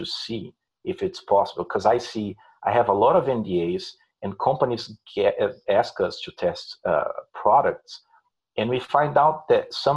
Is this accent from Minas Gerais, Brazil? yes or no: yes; Belo Horizonte, Minas Gerais, Brazil; first language Portuguese; English is a second language; moved away as an adult; also born or lived in São Paulo, Brazil / Indianapolis, United States; now in United States; I'm originally from Brazil. I'm from Belo Horizonte, the city, and then I moved to São Paulo when I was 15